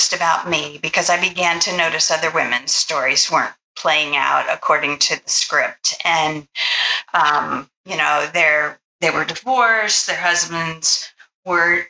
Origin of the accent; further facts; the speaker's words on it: United States; we assume as Americans